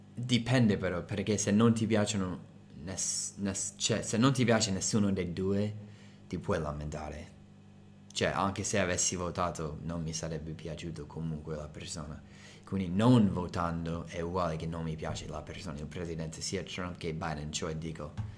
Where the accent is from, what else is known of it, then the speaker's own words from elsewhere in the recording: United States; Italian is a second language; now in Italy; sono americano